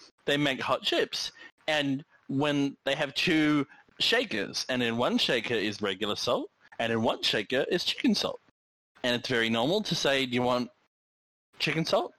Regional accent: Australia; as an Australian

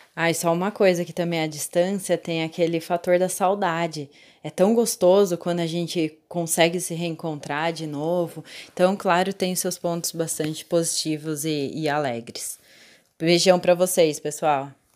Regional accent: Itatiba, São Paulo, Brazil; eu sou de Itatiba

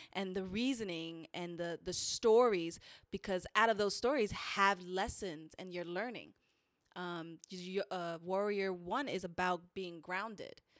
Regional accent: New York City, New York, United States; I'm from the Bronx.

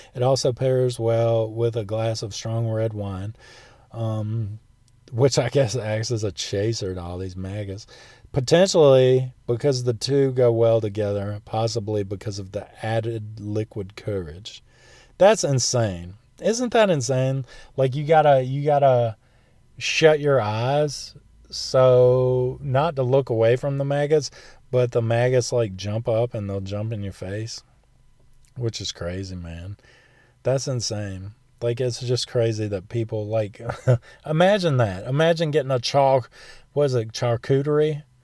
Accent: United States; that's being American

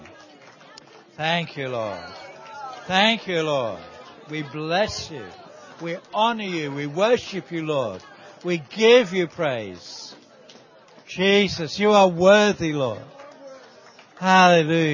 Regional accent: Wales, United Kingdom; we're from Wales

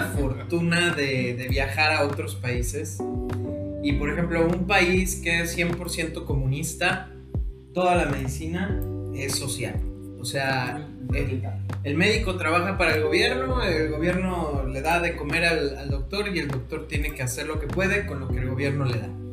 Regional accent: Mexico; also born or lived in Cozumel; como investigador mexicano de COVID

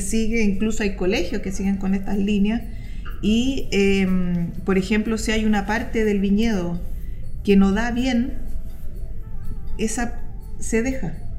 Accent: Chile; uno como chilena busquilla

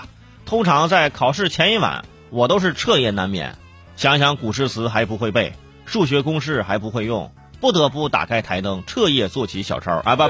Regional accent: China; 我们一直说我们的乒乓球很厉害，好像我们中国人只要啊左右颠颠啊。

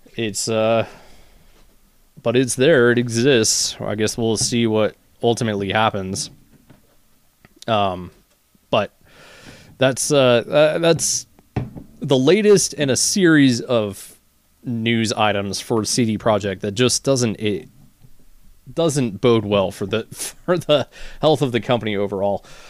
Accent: United States; as an American

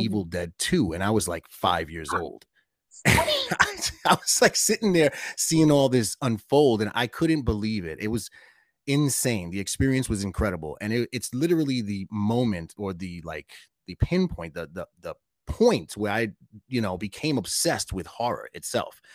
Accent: New York City, New York, United States; my apartment where I grew up in Brooklyn

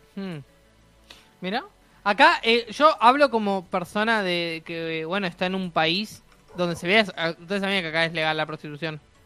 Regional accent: Uruguay

